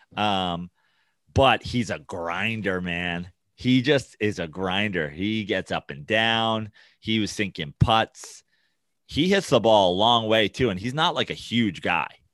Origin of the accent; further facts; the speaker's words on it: New York, United States; I'm from New York